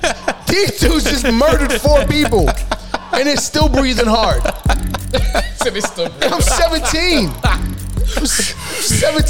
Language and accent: English; New York City, New York, United States; I remember growing up in the Bronx